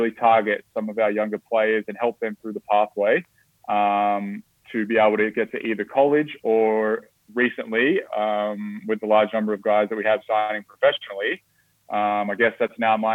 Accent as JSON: {"language": "English", "town": "Sydney", "region": "New South Wales", "country": "Australia", "tie": "born or raised there", "also_born_or_lived": "Dodge City, Kansas / Kearney, Nebraska", "moved": "as an adult", "said": "growing up in Sydney, Australia"}